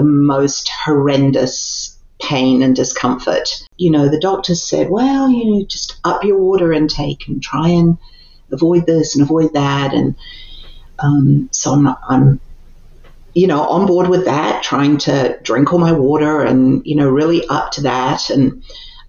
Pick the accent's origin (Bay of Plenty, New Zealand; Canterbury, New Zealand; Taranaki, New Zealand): Canterbury, New Zealand; Christchurch; moved away as an adult; also born or lived in England / Japan / Seoul, South Korea; now in United States; I was actually born in England and lived in England until I was 9. And then my family emigrated to New Zealand, which is really the place that I call home.